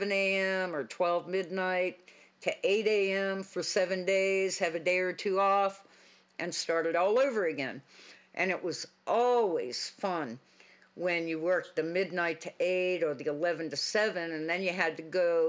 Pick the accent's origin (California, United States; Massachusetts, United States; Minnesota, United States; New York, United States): Massachusetts, United States; Boston; I grew up in Boston. I knew how to drive and the rotaries and all of that.